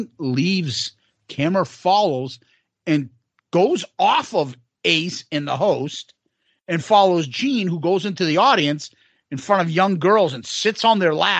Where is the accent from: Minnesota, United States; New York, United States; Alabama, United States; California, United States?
New York, United States; Bronx; Oh, he doesn't know I'm from the Bronx.